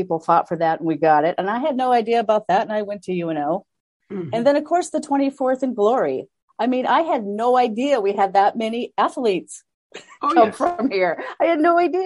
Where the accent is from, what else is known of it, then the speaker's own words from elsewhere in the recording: United States; As an American